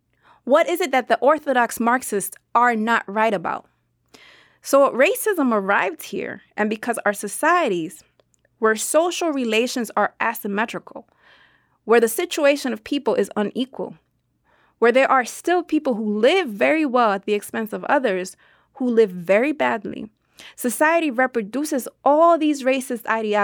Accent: Cuba; born there; for me is a right because I was born in Cuba.

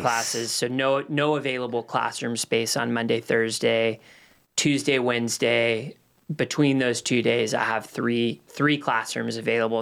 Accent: Los Angeles, California, United States; moved away as an adult; now in Cornelius, United States; Moved to Los Angeles when I was nine months old and, um, lived out there till I was twenty-one

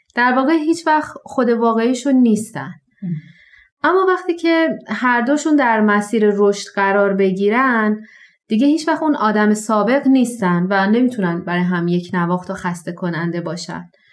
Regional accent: Shiraz, Fars, Iran; در کشور ایران و شهر شیراز در یک خانواده بهایی متولد شدم

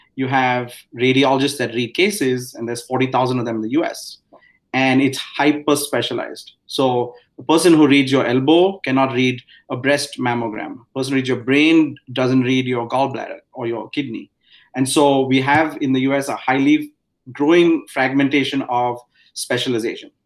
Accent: India; moved away as an adult; now in United States; I grew up in India.

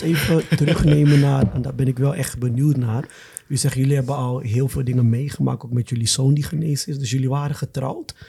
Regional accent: Ghana; now in Netherlands; ik kom zelf uit Ghana

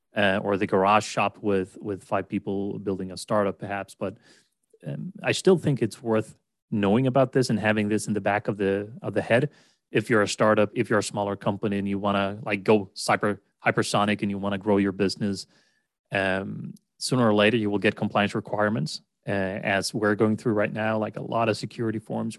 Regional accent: Sweden; English is a second language; as a non-native American or English speaker, I'm from Sweden. I've always lived in Sweden, never lived abroad as such.

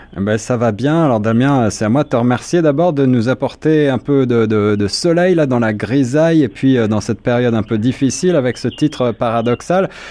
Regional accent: Toronto, Ontario, Canada; chez nous à Toronto et puis au Québec

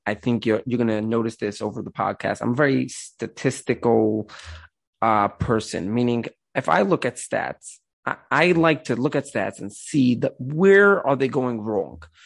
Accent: the Rockaway area, around the Five Towns, New York, United States; I'm originally from like the Rockaway areas, uh, around the Five Towns

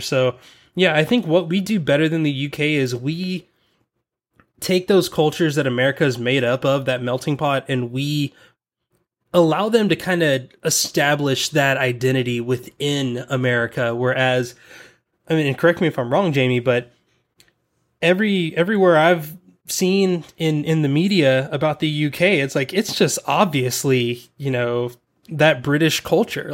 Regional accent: the South, United States; accent: Southern; because I'm from the South, whenever I get around people from the South, my Southern accent comes out.

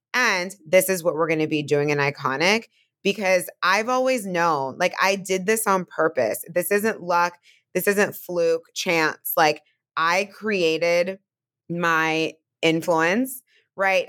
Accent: Bay Area, California, United States; now in Brooklyn, United States; I'm from California, from the Bay Area, obviously live in Brooklyn

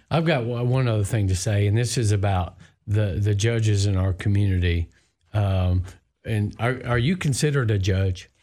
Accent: Dickson County, Tennessee, United States; I'm from across the river too. Dixon County.

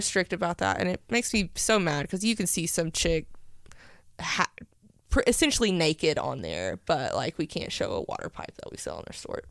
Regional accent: Powell, Tennessee, United States; I grew up in Powell my whole life

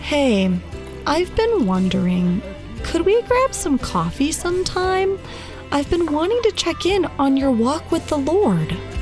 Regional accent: United States; growing up in the United States and being a woman

